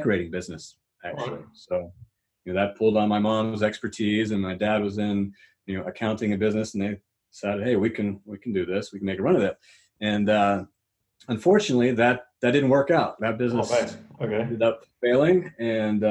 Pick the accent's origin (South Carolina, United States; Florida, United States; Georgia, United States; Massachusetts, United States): Georgia, United States; Atlanta; I'm from Atlanta, Georgia. So that's in the Southeast United States